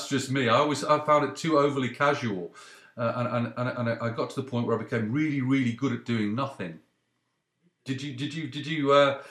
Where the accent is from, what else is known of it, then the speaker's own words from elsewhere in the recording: United Kingdom; now in Canada; growing up in Britain